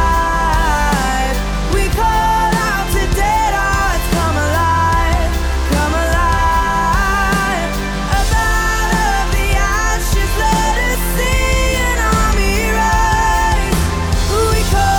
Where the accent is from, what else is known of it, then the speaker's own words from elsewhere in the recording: Lafayette, Louisiana, United States; moved away as an adult; also born or lived in Baton Rouge, Louisiana; now in Nashville, United States; I'm from Lafayette, Louisiana, Baton Rouge, Louisiana. So I'm Southern and Cajun